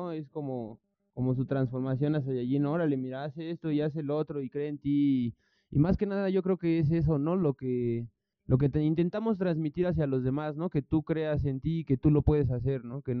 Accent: Tlalnepantla, State of Mexico, Mexico; born there; Yo tengo 24 años, nací

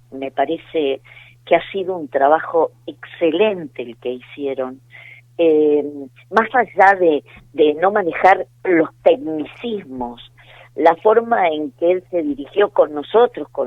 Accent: Argentina; creo que tenemos que estar eh, como argentinos orgullosos

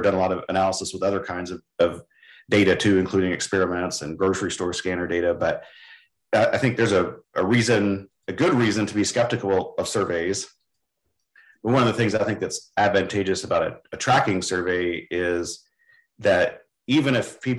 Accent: West Texas, United States; moved away as an adult; also born or lived in Kansas / Mississippi / Oklahoma; now in Indiana, United States; I grew up in West Texas, hoeing weeds in cotton fields

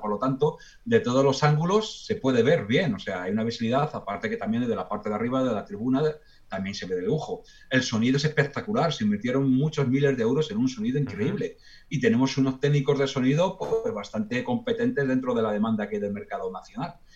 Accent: Spain; somos los españoles muy afectosos somos muy cariñosos

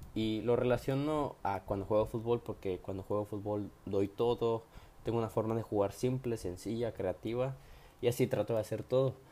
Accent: Tapachula, Chiapas, Mexico; soy de Tapachula, Chiapas

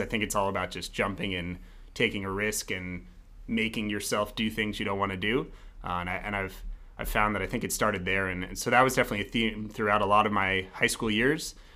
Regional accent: Denver, Colorado, United States; I'm from Colorado originally. Uh, I grew up in Denver, right outside of downtown, uh, so proudly a real Denverite

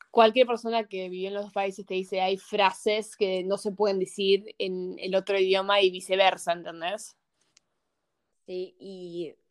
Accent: Argentina; also born or lived in United States; me siento más argentina que yankee en un sentido porque esos años me formaron mucho más que los años que me formé en Estados Unidos porque tenía dos años

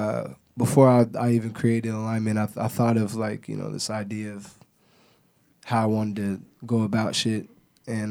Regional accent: Portland, Oregon, United States; moved away; I'm really from Portland Kaiser Hospital. You know, it's Adidas now, but you know, I'm from North Portland, man, St. John's

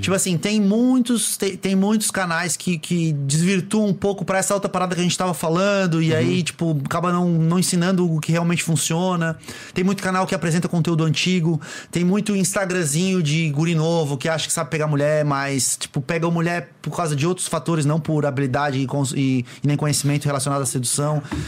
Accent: Florianópolis, Santa Catarina, Brazil; eu sou de Floripa

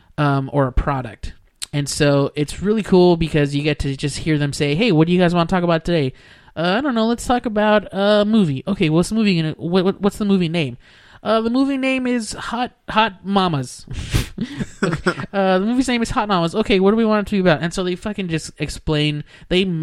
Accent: Weslaco, Texas, United States; Weslaco, Texas. My turf, my hometown

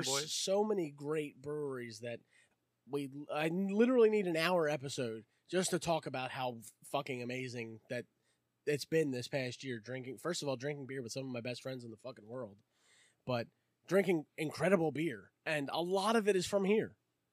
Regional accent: Philadelphia, Pennsylvania, United States; I grew up in the Roxborough Manna Young area

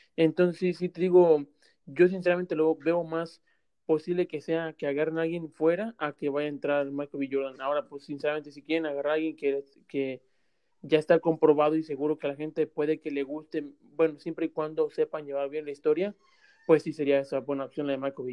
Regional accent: Mexico; moved away; que somos de México

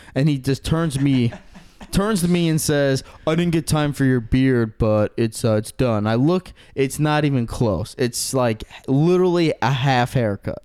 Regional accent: Aurora, United States; I'm from Aurora

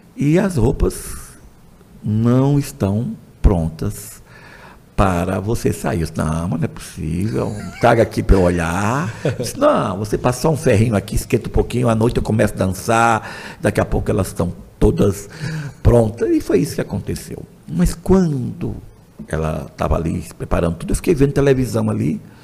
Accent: Surubim, Pernambuco, Brazil; also born or lived in Bom Jardim / Boca de Dois Rios; toda a minha vida eu fiquei como surubinense. Mas como eu nasci em casa de todos os meus irmãos. Uhum. Eu sou aquele que nasci em casa, então eu nasci em Bom Jardim, mas aí os, os anos todos ficou surubinense

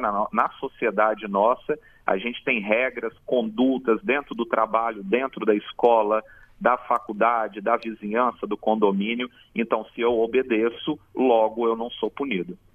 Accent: Jardim América, Espírito Santo, Brazil; Jardim América, a minha terra querida onde eu fui criado

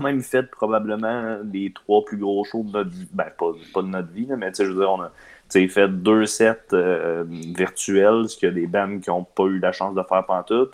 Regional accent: Quebec City, Quebec, Canada; On vient de Québec

